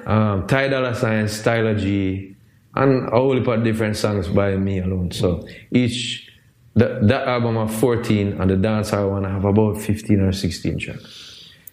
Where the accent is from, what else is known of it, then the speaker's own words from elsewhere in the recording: Jamaica; I'm Jamaican.